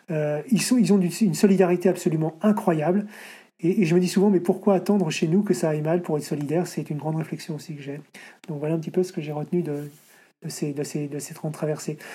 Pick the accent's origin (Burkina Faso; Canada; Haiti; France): France; Paris, Île-de-France; Je dis, je viens de Paris.